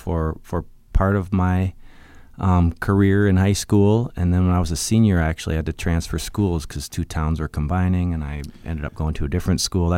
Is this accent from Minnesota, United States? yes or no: yes; Minnesota, United States; I was born in Minneapolis to very young parents. My parents were 19 and 20 years old only, so I was something of a love child, I believe. Props to …. But we moved soon to Southwest Minnesota